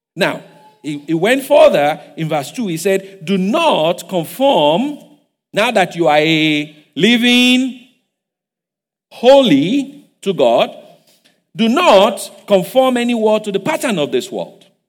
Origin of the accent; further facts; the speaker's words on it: Igbajo, Osun, Nigeria; English is a second language; moved away; I'm from Igbajo. I don't speak too much English.